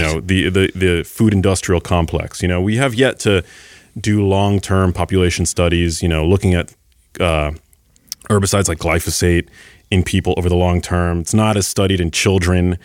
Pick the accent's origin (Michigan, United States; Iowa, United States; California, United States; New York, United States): New York, United States; New York City; I grew up in New York City